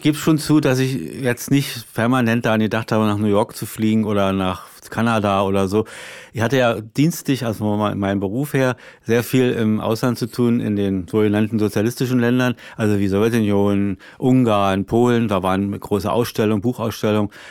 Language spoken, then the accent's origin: German; Berlin, Germany; als Berliner ist es ja durch die Mauer sowieso immer ein Problem gewesen. Man guckte, ich guckte da von der Arbeitsstelle gleich immer auf, auf West-Berlin